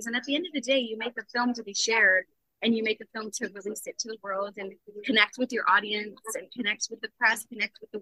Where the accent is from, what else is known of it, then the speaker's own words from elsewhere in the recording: Niagara Falls, Ontario, Canada; Niagara Falls, my hometown